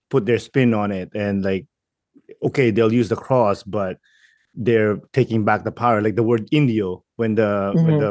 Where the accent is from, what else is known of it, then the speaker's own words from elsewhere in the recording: Montreal, Quebec, Canada; I'm from Montreal.